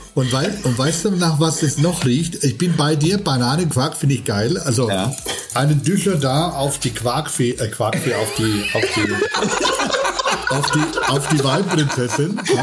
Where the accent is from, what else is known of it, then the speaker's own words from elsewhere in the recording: Volkach, Bavaria, Germany; also born or lived in Würzburg; da, wo ich herkomme, aus Volkach, Astheim, kleiner, kleiner Ort, und Papa natürlich Winter ist es natürlich, äh, da wächst du mit Wein auf